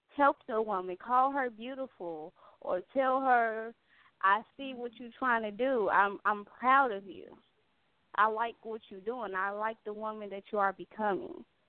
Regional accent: Gary, Indiana, United States; her and I, we are both from Gary, Indiana

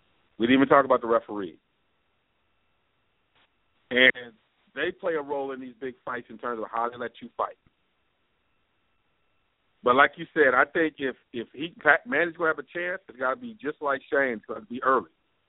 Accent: Michigan, United States; because I'm from Michigan.

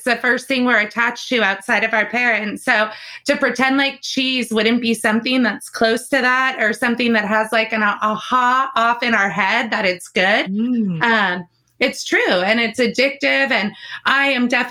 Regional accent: California, United States; Growing up in California

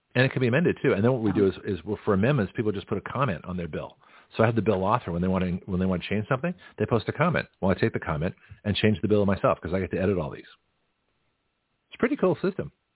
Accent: Canada; now in United States; as a Canadian citizen before I got my American citizenship on a green card.

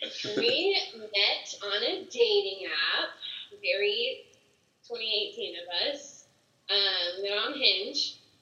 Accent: Dallas, Texas, United States; also born or lived in San Marcos, Texas; now in Austin, United States; I grew up in Dallas.

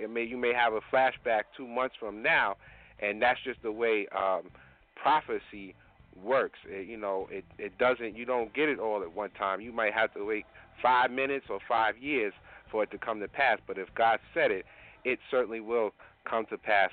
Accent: New York, United States; I'm a New Yorker

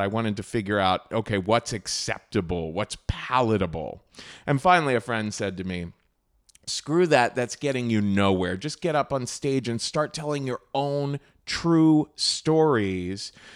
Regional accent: Cincinnati, Ohio, United States; moved away; I grew up in Cincinnati, Ohio, a pretty conservative Republican town in the Midwest

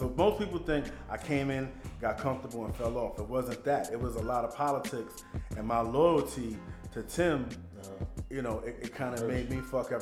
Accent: New York City, New York, United States; I'm from Queens

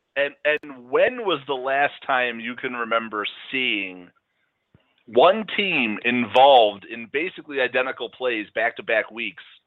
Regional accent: Chicago, Illinois, United States; growing up in Chicago

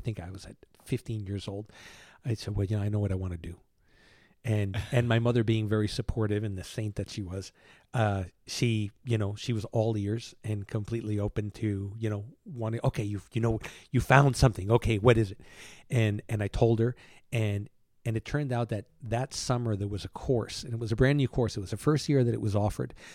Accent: New York City, New York, United States; moved away; also born or lived in Cuba; I grew up in Manhattan from the age of two until I came here.

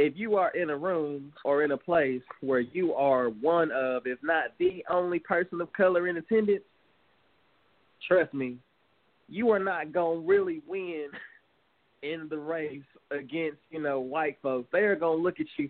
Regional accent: the South, United States; we were born and raised in the South

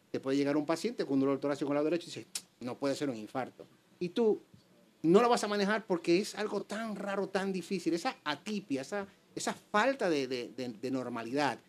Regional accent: Dominican Republic; moved away as an adult; now in Spain; soy médico dominicano, graduado de la Universidad Autónoma de Santo Domingo. Hace más o menos 18 años emigro aquí a España

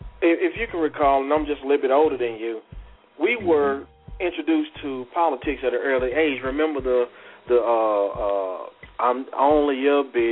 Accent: United States; we as the American citizens

